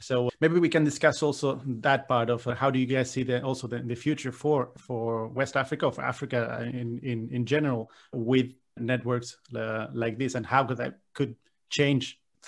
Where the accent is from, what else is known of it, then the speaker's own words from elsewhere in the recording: Chile; I'm born and raised in Latin America, in Chile